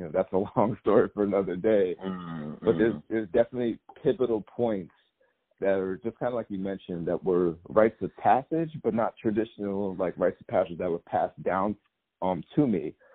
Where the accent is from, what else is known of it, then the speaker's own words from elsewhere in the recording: upstate New York, United States; I grew up in upstate New York and still live in upstate New York right now